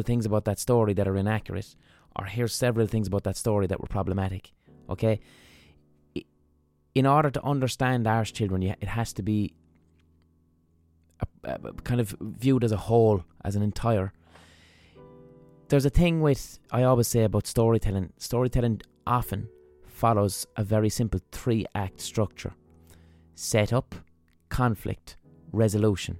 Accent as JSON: {"language": "English", "town": "Limerick", "region": "Munster", "country": "Ireland", "tie": "born or raised there", "said": "When I grew up in Limerick"}